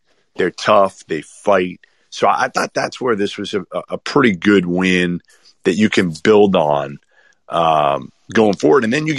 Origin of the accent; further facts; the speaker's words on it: Boston, Massachusetts, United States; I'm from Boston.